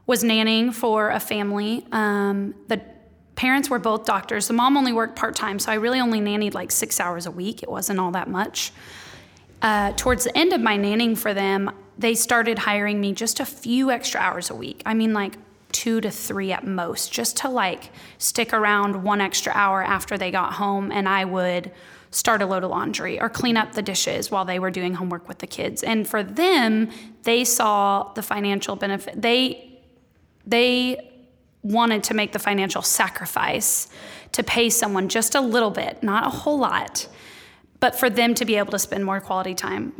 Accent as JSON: {"language": "English", "town": "Dallas", "region": "Texas", "country": "United States", "also_born_or_lived": "Waco, Texas", "said": "I was a communications major who has now started two businesses from the Dallas area, so just an hour and a half north."}